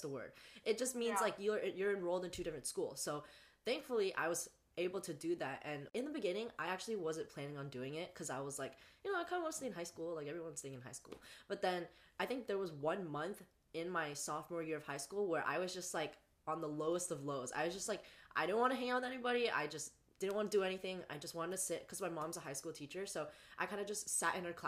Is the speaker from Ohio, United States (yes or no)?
no; the Bay Area, California, United States; I go to school in Northern California, so also California, but up here in the Bay Area, and I'm from the Bay